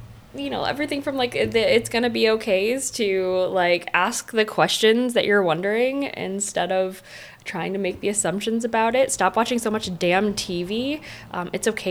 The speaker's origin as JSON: {"language": "English", "region": "Michigan", "country": "United States", "tie": "born or raised there", "said": "growing up in Michigan"}